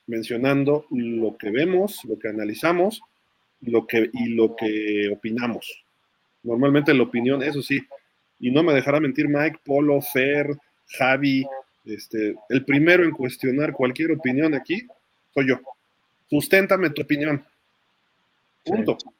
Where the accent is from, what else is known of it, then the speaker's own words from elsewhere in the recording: Mexico; un mexicano que vive en otro país